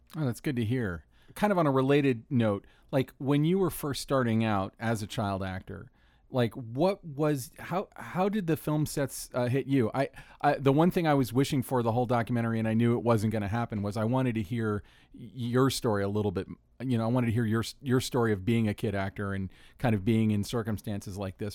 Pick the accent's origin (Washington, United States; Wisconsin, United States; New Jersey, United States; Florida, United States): Florida, United States; Orlando; my hometown, Orlando, Florida